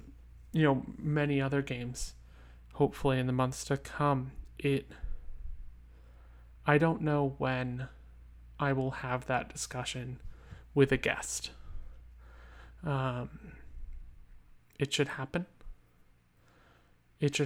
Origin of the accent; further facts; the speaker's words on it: United States; my home country, the United States of America